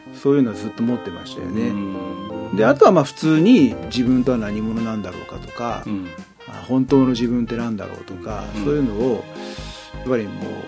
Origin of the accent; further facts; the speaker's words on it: Yokohama, Kanagawa, Japan; also born or lived in Chiba / Kawasaki; 生まれは千葉ですけど、えっと、育ったメインは横浜と川崎ですね